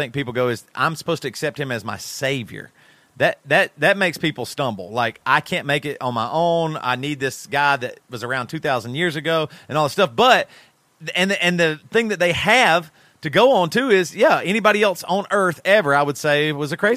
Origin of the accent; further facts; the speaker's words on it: United States; I grew up in America